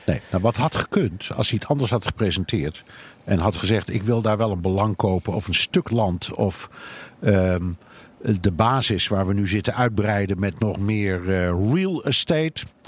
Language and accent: Dutch; Netherlands; moved away as an adult; now in New York, United States